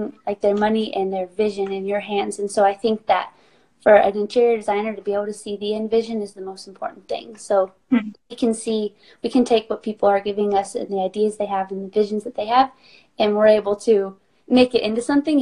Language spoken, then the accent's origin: English; North Carolina, United States; now in Phoenix, Arizona, United States; I grew up in North Carolina in a small town